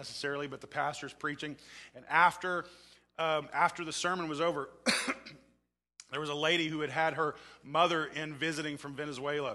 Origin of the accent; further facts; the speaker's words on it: Oklahoma, United States; I come from Oklahoma